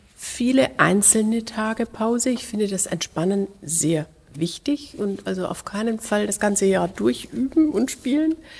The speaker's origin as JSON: {"language": "German", "area": "Lahr", "region": "Baden-Württemberg", "country": "Germany", "tie": "born or raised there", "moved": "yes", "said": "dieser Musikschule in La, wo ich aufgewachsen bin"}